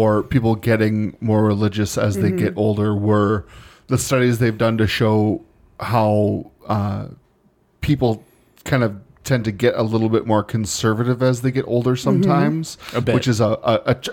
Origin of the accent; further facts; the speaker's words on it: United States; we're Americans. We're all born and raised in the United States of America